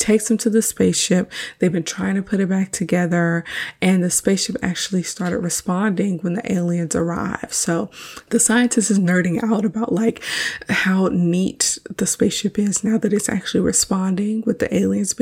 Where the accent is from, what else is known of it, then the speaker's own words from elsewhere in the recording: Houston, Texas, United States; Houston is my hometown.